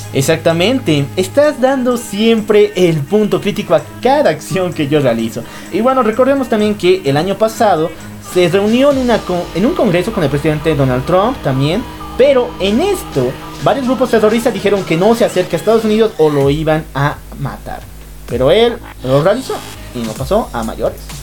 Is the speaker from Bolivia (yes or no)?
yes; Bolivia; Nosotros somos bolivianos